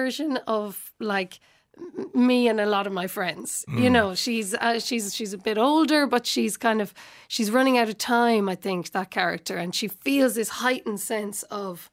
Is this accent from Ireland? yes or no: yes; Limerick, Munster, Ireland; I'm from Limerick